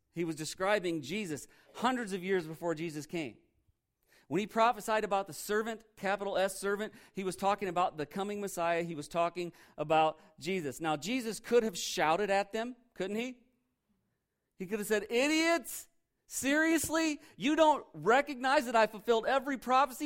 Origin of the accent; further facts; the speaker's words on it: Indiana, United States; I'm from Indiana